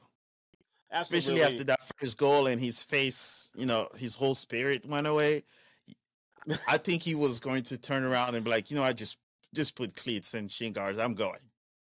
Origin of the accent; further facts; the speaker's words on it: Paris, Île-de-France, France; I'm born and raised in Paris, so PSG was pretty much in my backyard. I lived about 10-15 minutes from Parc des Princes